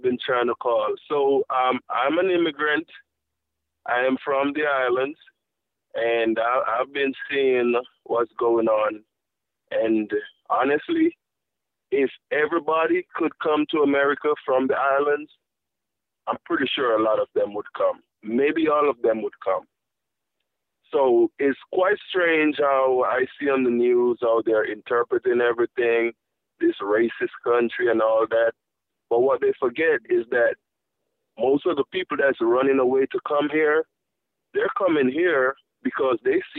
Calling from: Florida, United States; I'm calling from Florida.

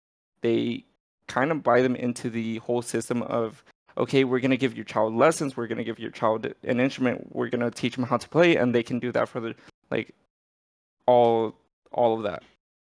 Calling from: Los Angeles, California, United States; So I'm actually here in LA, like super close to the Riot Studios.

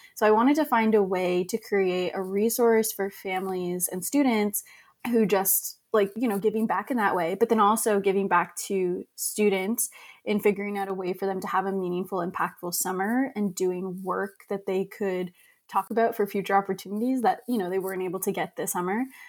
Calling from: Boston, Massachusetts, United States; also born or lived in Long Island; I'm calling from Long Island right now. Usually I'm in Boston

